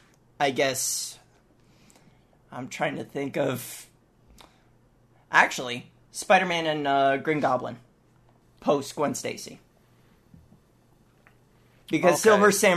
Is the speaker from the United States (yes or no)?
no; Canada; Yeah, so I'm Canadian.